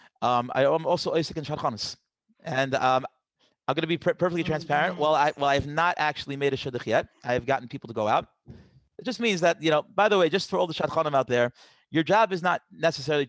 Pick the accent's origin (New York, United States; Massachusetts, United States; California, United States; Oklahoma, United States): New York, United States; New York City; I grew up in Queens